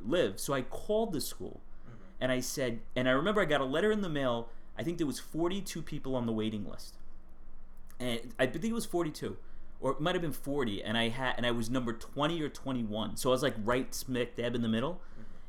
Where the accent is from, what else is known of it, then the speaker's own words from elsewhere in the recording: New York City, New York, United States; I grew up in Staten Island